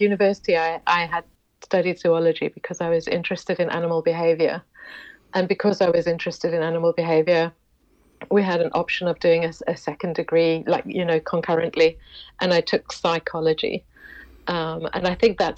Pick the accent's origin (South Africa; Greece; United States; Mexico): South Africa; Johannesburg, Gauteng; moved away as an adult; also born or lived in London / Bangkok; now in Lisbon, Portugal; I was born in South Africa, in Johannesburg. Grew up there, went off to university there.